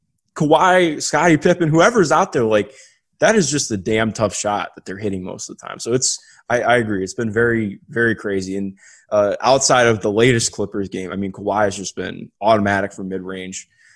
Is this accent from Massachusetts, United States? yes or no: no; Cleveland, Ohio, United States; I grew up in Cleveland, so I wasn't really a Cavs fan growing up, though.